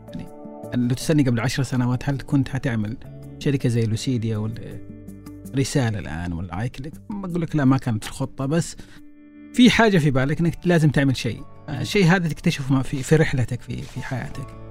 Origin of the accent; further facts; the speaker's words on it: Saudi Arabia; عندنا في السعوديه